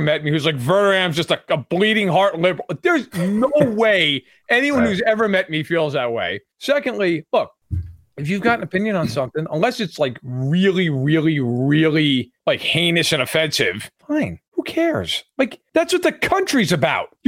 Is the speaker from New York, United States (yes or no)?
yes; New York, United States; I was born in New York